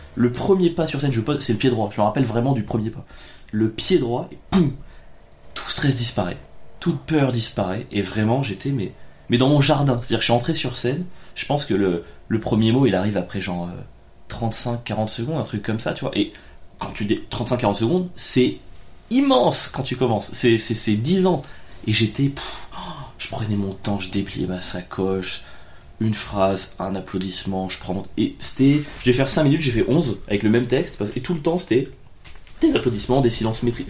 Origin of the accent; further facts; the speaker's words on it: Ardèche, Auvergne-Rhône-Alpes, France; moved away as an adult; also born or lived in Cagnes-sur-Mer; j'étais d'Ardèche